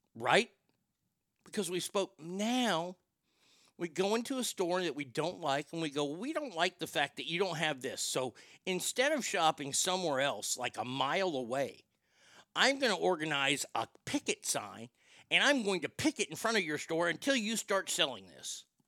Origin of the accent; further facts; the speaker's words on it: Texas, United States; growing up in Texas, growing up in the 70s and 80s